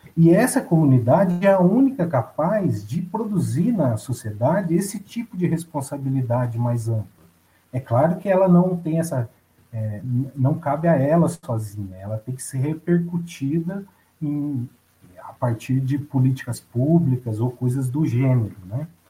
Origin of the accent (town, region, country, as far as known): Brazil